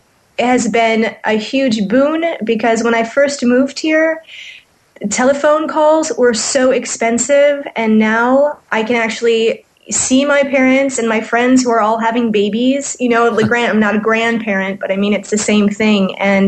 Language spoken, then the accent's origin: English; United States; moved away as an adult; also born or lived in France; now in Paris, France; as an American living in France